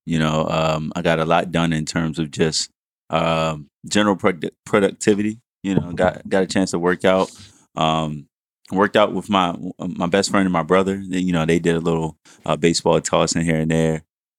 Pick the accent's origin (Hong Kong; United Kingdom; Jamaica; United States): Jamaica; I'm Jamaican too